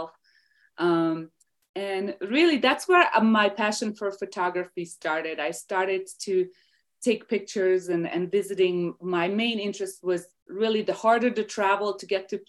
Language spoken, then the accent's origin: English; Hungary; English is a second language; moved away as an adult; now in United States; I am from Hungary, Eastern Europe. So I grew up there. I spent the first 20 years of my life there.